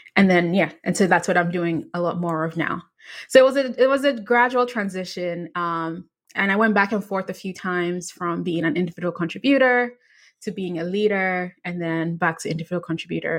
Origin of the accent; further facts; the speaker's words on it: Ghana; I was in high school in Ghana. I grew up in Ghana